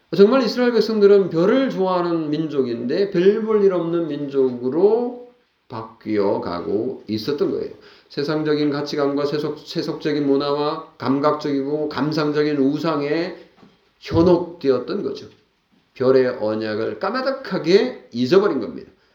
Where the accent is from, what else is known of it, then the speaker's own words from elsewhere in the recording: South Korea; 이방인인 우리 대한민국 그리스도인들은